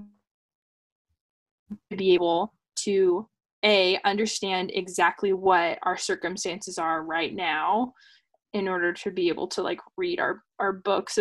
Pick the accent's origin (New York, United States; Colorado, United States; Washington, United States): Washington, United States; Seattle; first language English; English will always be my first language. I will always have been born in Seattle.